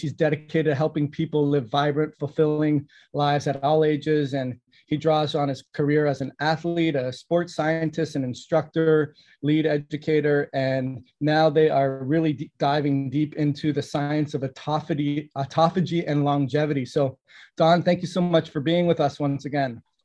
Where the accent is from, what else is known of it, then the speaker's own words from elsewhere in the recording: Canada; I grew up in Canada